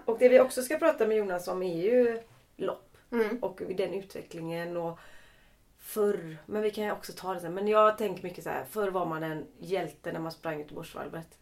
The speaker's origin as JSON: {"language": "Swedish", "town": "Lerum", "region": "Västra Götaland", "country": "Sweden", "said": "jag är från Lerum"}